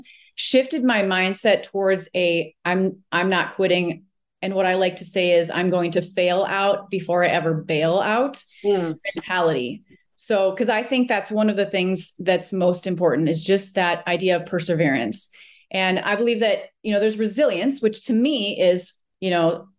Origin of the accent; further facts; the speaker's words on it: Minnesota, United States; I grew up in Minnesota